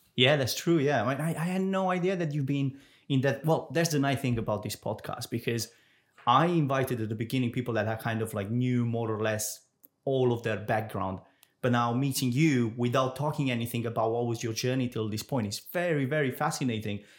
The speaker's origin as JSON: {"language": "English", "country": "Romania", "moved": "yes", "lives_now": "Jersey", "said": "I'm, I'm from Romania"}